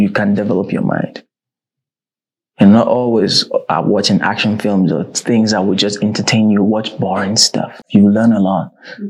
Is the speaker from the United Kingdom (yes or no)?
no; Ghana; now in South Africa; I'm from Ghana. I flew to SA for the very first time to work.